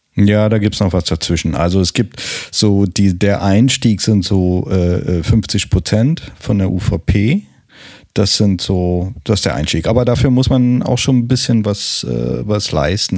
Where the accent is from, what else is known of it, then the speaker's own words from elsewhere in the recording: Berlin, Germany; accent: Berlinerisch; ich habe nicht allzu viel Berlinert